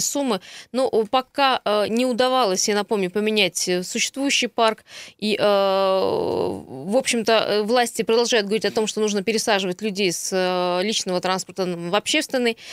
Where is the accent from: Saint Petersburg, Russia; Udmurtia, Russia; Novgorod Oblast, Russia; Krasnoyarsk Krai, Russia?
Krasnoyarsk Krai, Russia; Krasnoyarsk; сам как красноярец